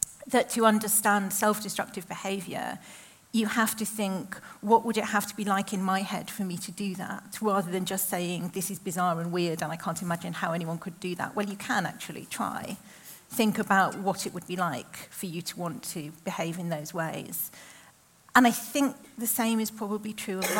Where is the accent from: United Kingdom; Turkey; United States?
United Kingdom; the Northwest, North West England; growing up in the Northwest in the 80s and 90s